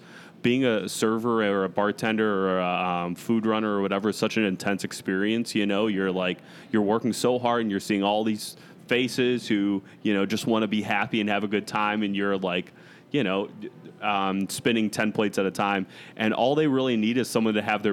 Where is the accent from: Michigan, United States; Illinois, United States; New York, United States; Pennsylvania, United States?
Illinois, United States; Chicago; also born or lived in Arizona; I grew up in the Chicago area, but I lived in Arizona for almost 3 years